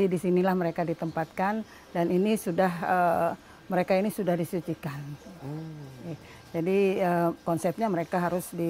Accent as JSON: {"language": "Indonesian", "town": "Palangka Raya", "region": "Central Kalimantan", "country": "Indonesia", "tie": "born or raised there", "said": "Izin mas saya asli Kalimantan Tengah, saya asli Dayak."}